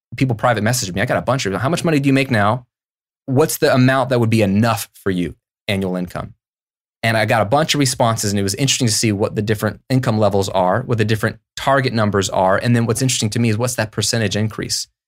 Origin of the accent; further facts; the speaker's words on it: United States; also born or lived in Virginia / Florida; as an American